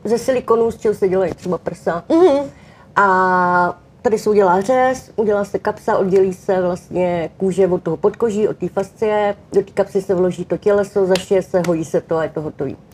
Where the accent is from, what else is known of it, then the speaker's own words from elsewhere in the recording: Czechia; u nás v Čechách